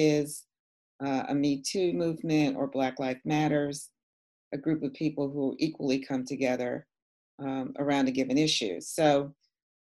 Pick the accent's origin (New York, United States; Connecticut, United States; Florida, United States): New York, United States; New York City; when I was a young girl growing up in New York City. And I grew up in an area of Manhattan called Morningside Heights